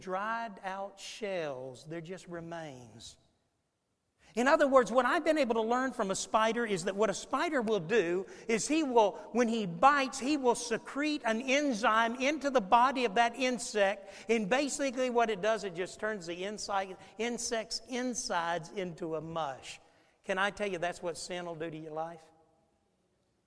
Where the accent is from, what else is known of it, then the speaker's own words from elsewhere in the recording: Florida, United States; when I was a boy growing up in Florida